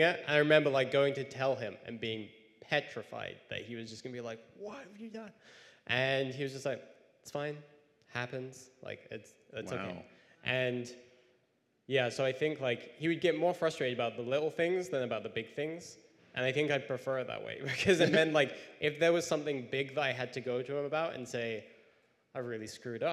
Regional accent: near Cambridge, East of England, United Kingdom; moved away; I grew up about near Cambridge in England

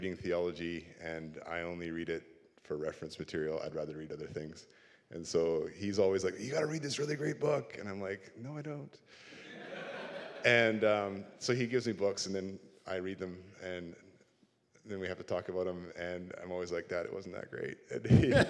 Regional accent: Port Coquitlam, British Columbia, Canada; I grew up in Port Coquitlam, and even though I grew up there, I can't say the name without stumbling, so I call it Poco all the time. I still live in Poco

